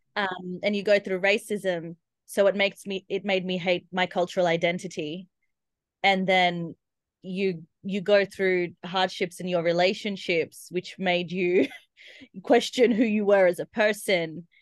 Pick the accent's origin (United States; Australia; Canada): Australia; accent: Aussie; I'm Indian, born in Australia